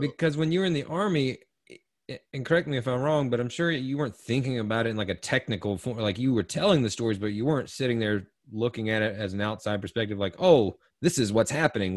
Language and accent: English; Eastern North Carolina, United States; I'm born and raised in North Carolina and Eastern North Carolina